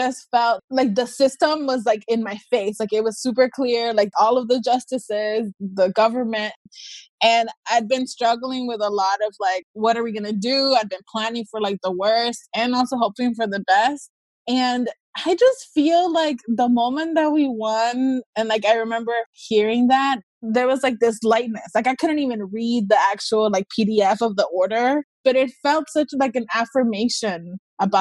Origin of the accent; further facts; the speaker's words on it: Texas, United States; my home state of Texas